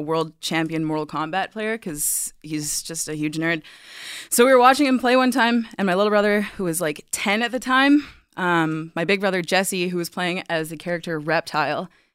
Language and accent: English; Vancouver, British Columbia, Canada; I'm from Vancouver, so I went to school up north